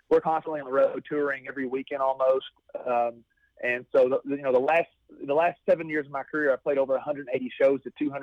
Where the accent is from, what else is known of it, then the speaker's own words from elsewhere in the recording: Taylorsville, Kentucky, United States; my hometown in Kentucky